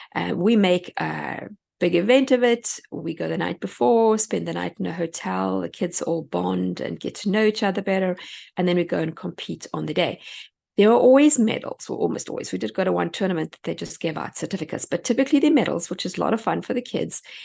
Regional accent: South Africa; moved away as an adult; now in United States; I come from South Africa

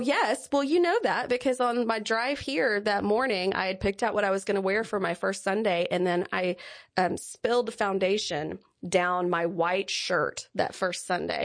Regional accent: Lindale, Texas, United States; I'm from Lindale, Texas

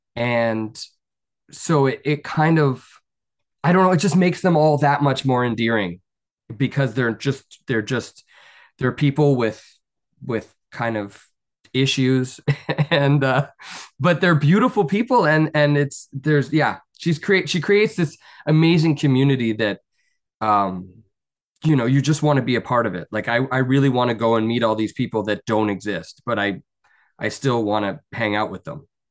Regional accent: Canada; I'm Canadian and I'm a very proud Canadian

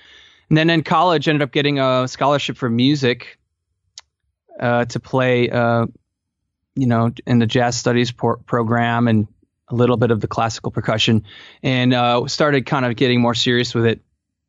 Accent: Palatine, Illinois, United States; Basically, I grew up in Chicago suburbs, Palatine, Illinois, and started playing at the age of 8

